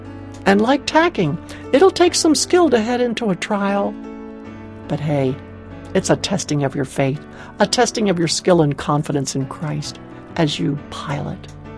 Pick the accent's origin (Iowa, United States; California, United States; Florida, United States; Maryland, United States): Maryland, United States; near the Chesapeake Bay in; Growing up near the Chesapeake Bay in Maryland